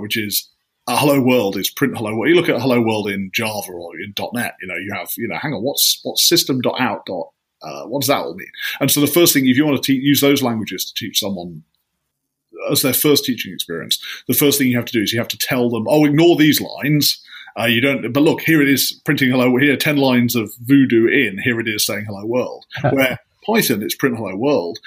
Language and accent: English; just outside Leeds, Yorkshire and the Humber, United Kingdom; I grew up just outside Leeds